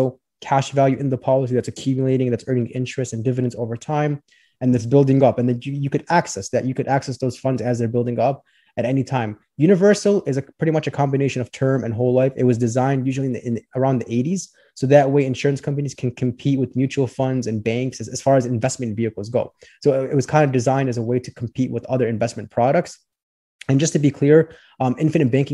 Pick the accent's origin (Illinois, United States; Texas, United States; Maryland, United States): Illinois, United States; Orland Park; also born or lived in Chicago, Illinois; So I grew up in the southwest suburbs of Chicago. It's called Orland Park.